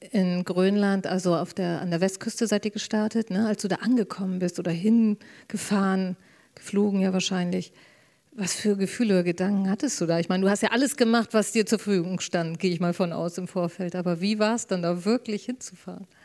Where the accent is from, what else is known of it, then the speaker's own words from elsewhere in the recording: Germany; äh, viele Norweger, ein paar Schweden, Dänen und äh, ich eben als, als Deutsche.